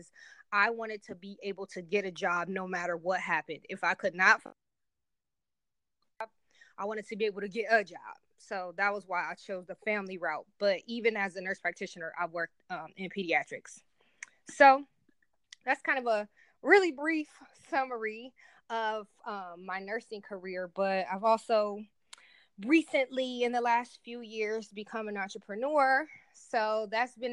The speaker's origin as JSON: {"language": "English", "town": "Cleveland", "region": "Ohio", "country": "United States", "tie": "born or raised there", "moved": "as an adult", "lives_now": "Columbus, United States", "said": "I'm currently located in Columbus, Ohio, but born and raised in Cleveland, Ohio"}